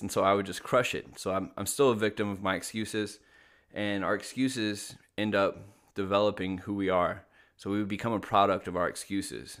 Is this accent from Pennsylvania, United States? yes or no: no; Little Rock, Arkansas, United States; I grew up in Little Rock, Arkansas